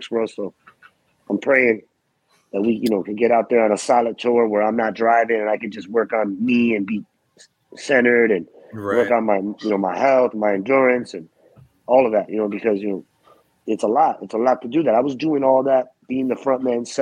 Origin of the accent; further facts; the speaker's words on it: New Jersey, United States; I'm from Jersey and I rep Jersey